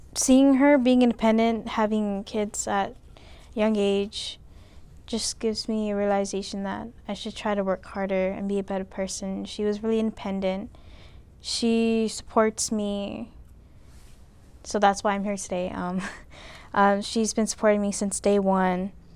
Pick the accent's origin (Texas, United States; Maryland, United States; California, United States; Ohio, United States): California, United States; now in Alaska, United States; I was born in California. I lived there my whole life